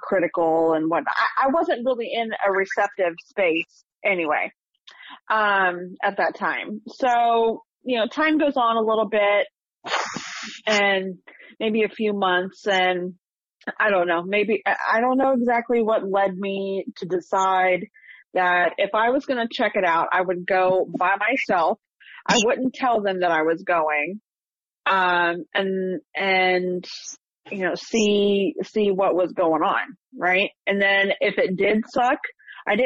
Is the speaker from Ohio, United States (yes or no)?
yes; small town Ohio, United States; also born or lived in Columbus, Ohio; In my college years, I moved from small town Ohio to Columbus, Ohio